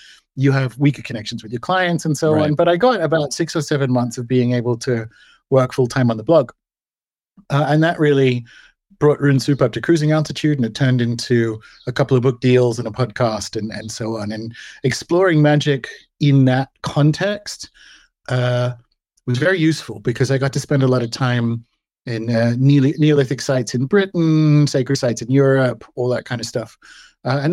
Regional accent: Australia; born and raised in Australia

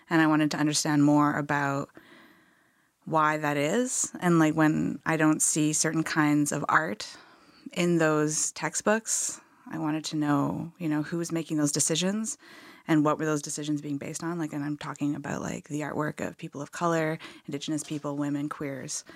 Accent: Okanagan, British Columbia, Canada; I grew up in the Okanagan

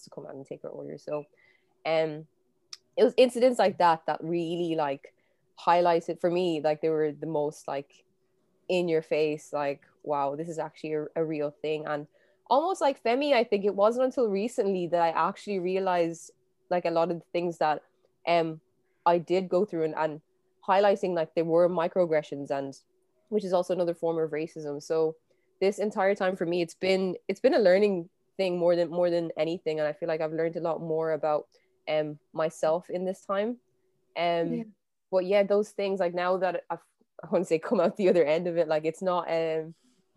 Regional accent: Kildare, Leinster, Ireland; I'm half Nigerian, half South African, but I grew up in Ireland. Like I've lived in Ireland since I was 2 years old

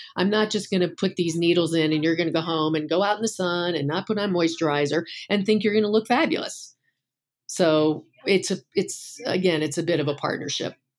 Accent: Northeast, United States; I'm from the Northeast

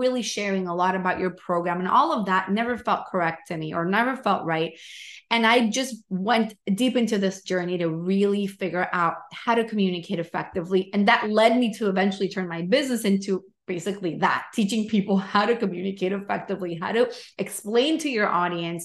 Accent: Venezuela; moved away; I'm from Venezuela.

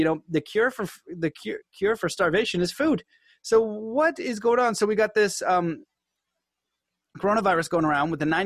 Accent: Canada; I'm Canadian

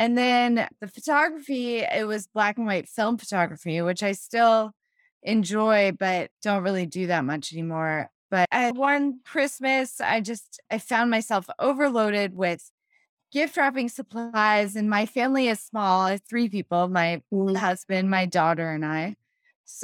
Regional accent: Los Angeles, California, United States; moved away as an adult; now in San Antonio, United States; I'm from California originally, from Los Angeles.

